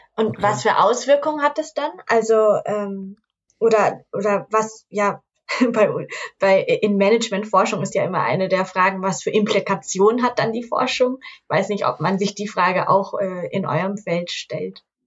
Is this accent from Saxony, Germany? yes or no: no; Hamburg, Germany; accent: Hamburger Dialekt; ich komme aus Hamburg und äh, andere Leute würden mir schon sagen, dass ich einen Dialekt habe. Vielleicht einen Hamburger Dialekt